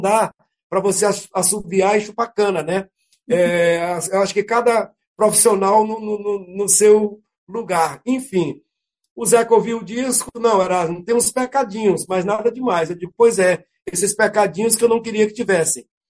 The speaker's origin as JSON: {"language": "Portuguese", "town": "Carolina", "region": "Maranhão", "country": "Brazil", "tie": "born or raised there", "said": "acabamos indo para Carolina, minha terra natal"}